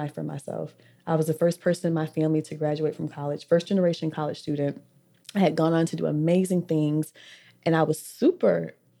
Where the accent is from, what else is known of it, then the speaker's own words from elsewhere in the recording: Orlando, Florida, United States; I'm from West Orlando. Because honestly, we've lived in every hood.